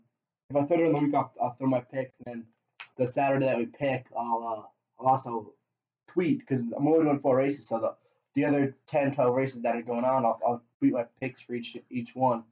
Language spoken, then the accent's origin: English; United States; Well, we're American. We're all American.